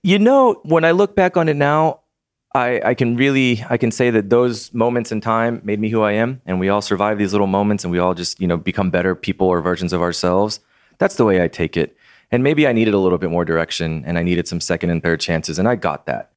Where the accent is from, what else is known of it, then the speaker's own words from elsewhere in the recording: San Antonio, Texas, United States; now in Austin, United States; I was born and raised in San Antonio, Texas